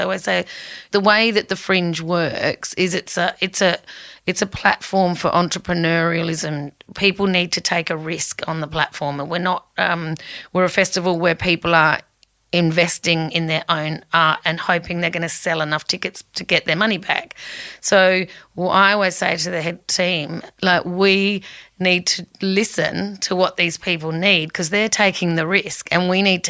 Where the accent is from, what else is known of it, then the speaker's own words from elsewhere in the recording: Whyalla, South Australia, Australia; also born or lived in United Kingdom / Sheffield, England; I grew up in Wyala when it was actually a really thriving town